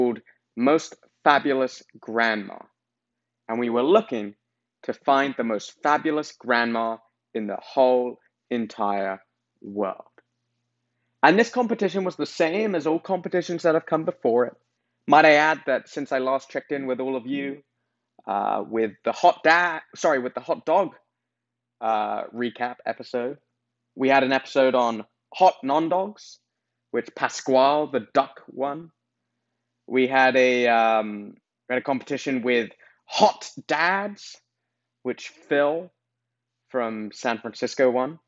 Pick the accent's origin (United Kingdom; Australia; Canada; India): United Kingdom; England; I'm from England